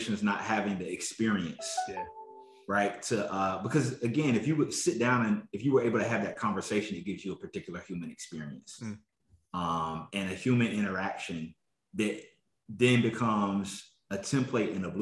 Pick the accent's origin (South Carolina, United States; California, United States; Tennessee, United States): South Carolina, United States; I grew up in South Carolina